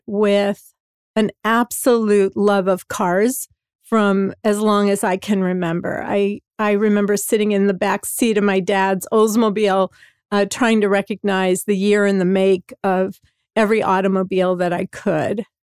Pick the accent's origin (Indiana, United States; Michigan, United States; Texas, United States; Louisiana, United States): Indiana, United States; Hammond; I grew up in Hammond, Indiana, which is in the northwest corner of Indiana, right the south side of Chicago, a, a area called the region.